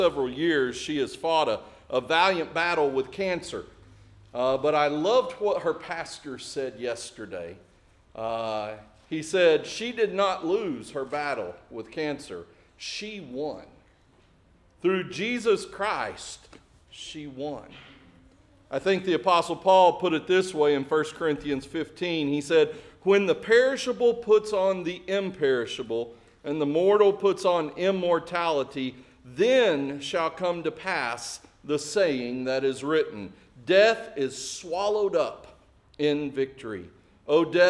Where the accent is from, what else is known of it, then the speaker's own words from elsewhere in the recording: Springdale, United States; my hometown, which is just south of here, Springdale